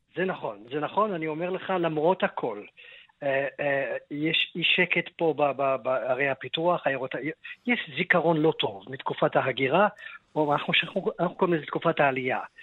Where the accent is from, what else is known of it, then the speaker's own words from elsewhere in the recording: Israel; אנחנו ישראלים